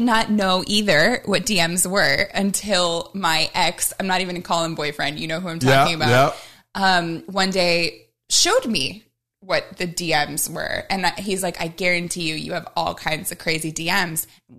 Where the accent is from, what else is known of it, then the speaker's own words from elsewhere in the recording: Midwest, United States; You know, like I'm from the Midwest.